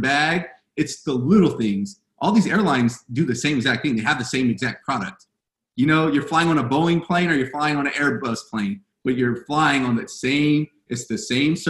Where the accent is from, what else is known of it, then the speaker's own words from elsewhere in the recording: Fontana, California, United States; I'm from Fontana, California